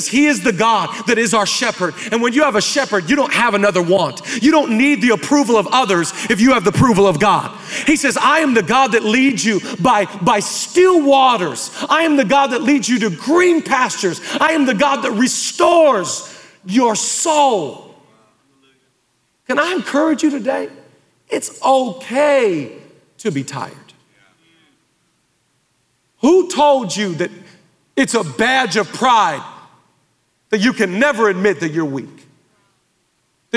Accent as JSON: {"language": "English", "town": "Oak Harbor", "region": "Washington", "country": "United States", "tie": "born or raised there", "moved": "yes", "lives_now": "Los Angeles, United States", "said": "We grew up in Oak Harbor, Washington"}